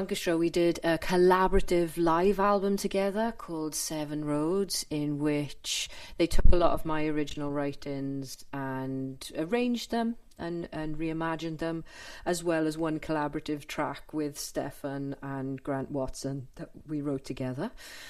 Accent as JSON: {"language": "English", "region": "Wales", "country": "United Kingdom", "also_born_or_lived": "London", "said": "the mysticism of being a Welsh person."}